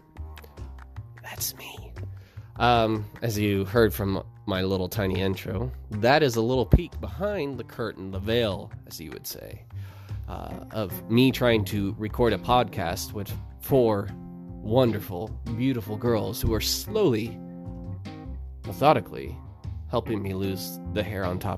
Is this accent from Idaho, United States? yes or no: yes; Moscow, Idaho, United States; I live in Idaho. I was born and raised here in Idaho. Born in Moscow